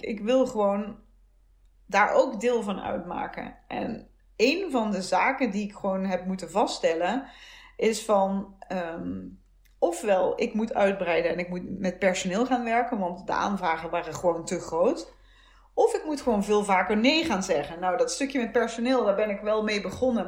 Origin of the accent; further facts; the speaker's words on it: soft G, southern Netherlands, Netherlands; accent: zachte G (soft G); moved away; also born or lived in Utrecht; mijn zachte G